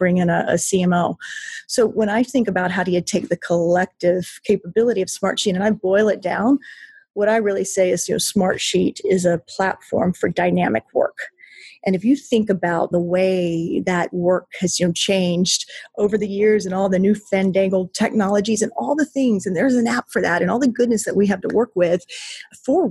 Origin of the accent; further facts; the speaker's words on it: North Carolina, United States; I'm born and raised in North Carolina, lived most of my life in North Carolina